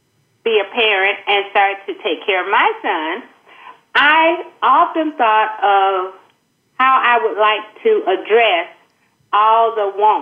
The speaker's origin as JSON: {"language": "English", "region": "the South", "country": "United States", "tie": "born or raised there", "said": "being from the South"}